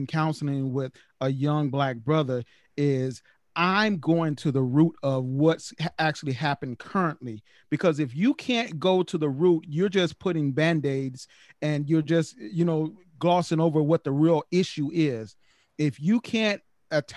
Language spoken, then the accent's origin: English; the South, United States; growing up in the projects and growing up in the South